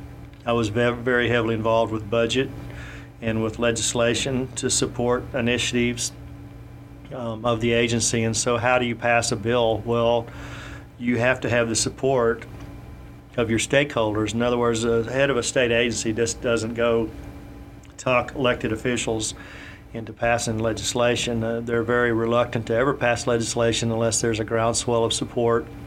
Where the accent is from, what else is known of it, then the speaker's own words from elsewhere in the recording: Comanche, Texas, United States; also born or lived in Richardson, Texas / Dallas, Texas; I was born and raised in Comanche, Texas, which is out west of Fort Worth, near Brownwood, south of Abilene, that area.